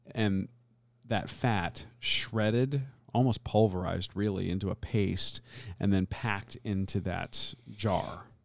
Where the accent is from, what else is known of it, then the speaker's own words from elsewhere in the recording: Florida, United States; I grew up in Florida my entire life